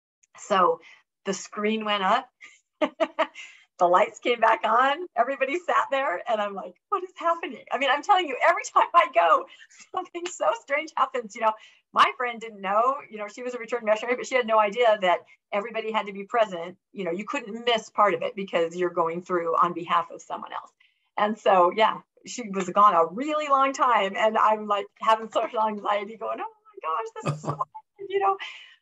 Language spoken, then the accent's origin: English; Washington, United States; because I grew up in Washington State.